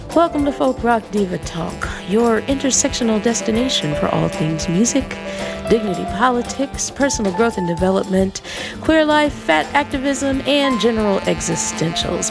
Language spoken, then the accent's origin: English; New Orleans, Louisiana, United States; my hometown of New Orleans